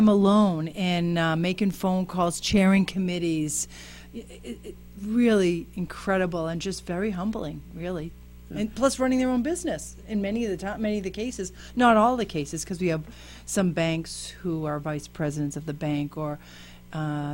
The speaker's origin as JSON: {"language": "English", "town": "Worcester", "region": "Massachusetts", "country": "United States", "also_born_or_lived": "upstate New York", "moved": "yes", "lives_now": "Malden, United States", "said": "2007, I moved here from upstate New York, actually, but I'm originally from Worcester"}